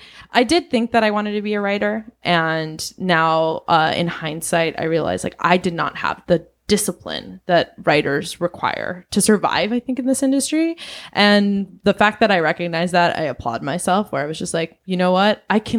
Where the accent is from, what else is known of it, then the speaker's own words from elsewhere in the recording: Venezuela; also born or lived in Southeast Asia; now in United States; I'm originally from Venezuela, and I grew up in Southeast Asia. I moved to the United States in 2002 and went to a boarding school